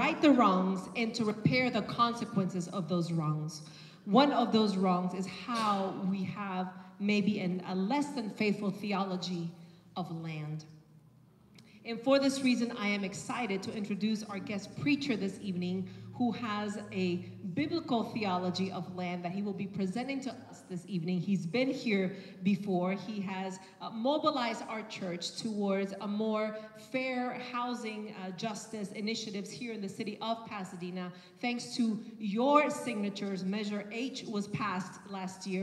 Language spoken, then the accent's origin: English; Nicaragua; moved away; I am from Nicaragua